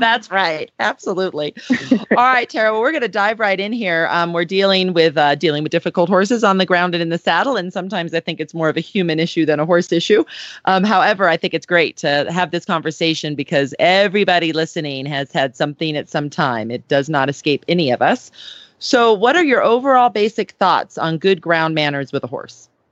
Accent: Southern California, United States; I grew up in Southern California

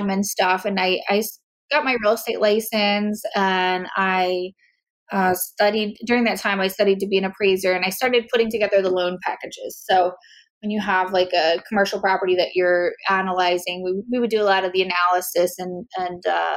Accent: Philadelphia, Pennsylvania, United States; also born or lived in Mexico / Italy / Spain; I grew up in Philadelphia area. I was born here in Philadelphia and grew up in the suburbs

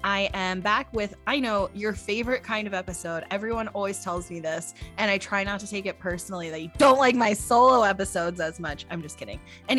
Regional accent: Eastern Pennsylvania, United States; I actually grew up in Pennsylvania. I mean, I was from Eastern Pennsylvania

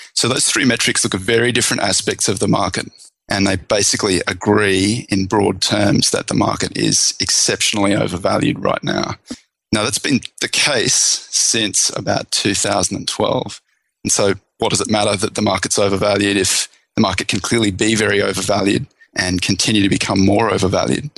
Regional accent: Australia; now in United States; I'm Australian originally

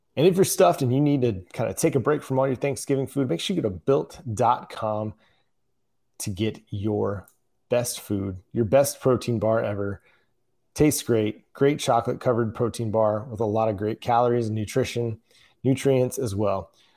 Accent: Texas, United States; moved away as an adult; now in Oklahoma, United States; I am from Texas

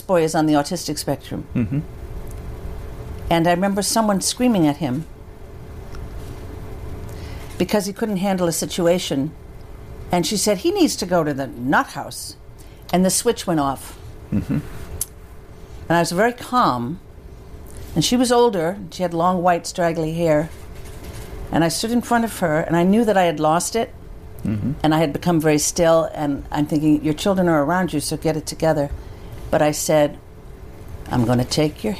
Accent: Holyoke, Massachusetts, United States; also born or lived in Worcester; I'm from Holyoke, 45 minutes away.

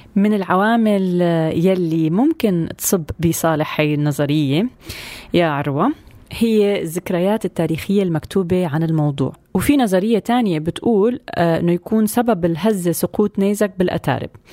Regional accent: Syria; كلياتنا كسوريين اليوم وين ما كنا بهالدنيا

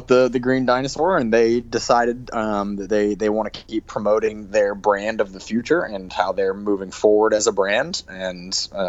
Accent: Utah, United States

